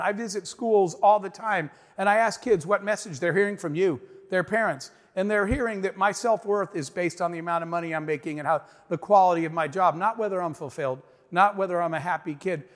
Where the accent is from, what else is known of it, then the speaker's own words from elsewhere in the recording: Arizona, United States; I grew up in the Arizona desert, in the middle of nowhere, a single mom with four kids